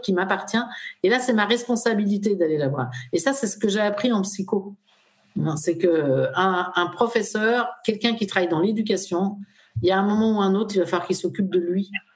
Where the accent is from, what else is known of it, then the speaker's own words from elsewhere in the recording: France; Nous, en France, on traverse.